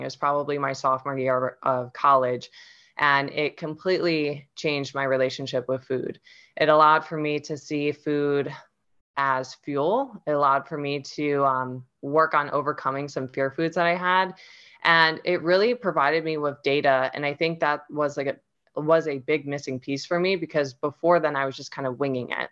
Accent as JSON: {"language": "English", "region": "Ohio", "country": "United States", "tie": "born or raised there", "said": "I'm originally from Ohio, and that's where I grew up"}